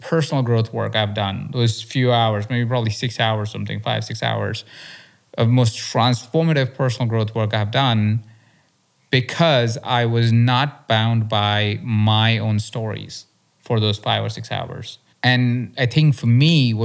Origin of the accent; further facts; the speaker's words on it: India; moved away; also born or lived in Malaysia; I grew up in India where it's even more intense